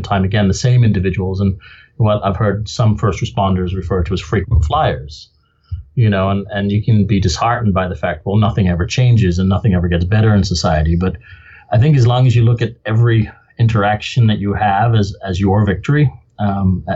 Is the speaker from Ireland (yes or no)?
yes; Limerick, Munster, Ireland; also born or lived in Benoni, South Africa / Dublin, Ireland / United Kingdom; now in Spokane, United States; I grew up in Limerick on the West Coast